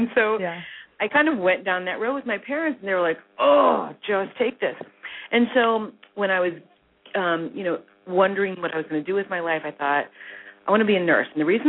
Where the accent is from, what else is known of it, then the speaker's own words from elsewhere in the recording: Midwest, United States; Yeah, so what happened with me is that I grew up really in the Midwest, the daughter of two pharmacists, believe it or not.